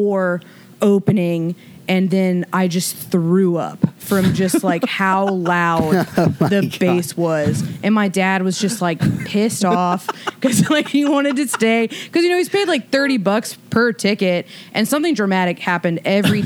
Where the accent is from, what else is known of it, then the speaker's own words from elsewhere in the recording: Alabama, United States; also born or lived in Charleston, West Virginia; we moved to Alabama when I was like 8